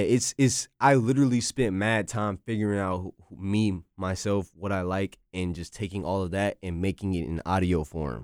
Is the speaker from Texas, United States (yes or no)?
no; North Carolina, United States; I'm from North Carolina